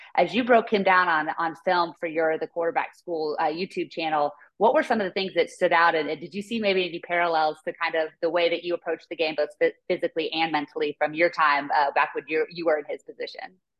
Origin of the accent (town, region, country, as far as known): Northern California, United States; born or raised there